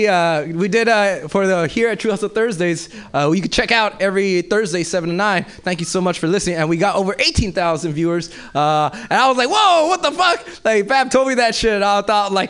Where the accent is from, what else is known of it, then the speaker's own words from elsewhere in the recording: Los Angeles, California, United States; moved away; I'm originally from South Central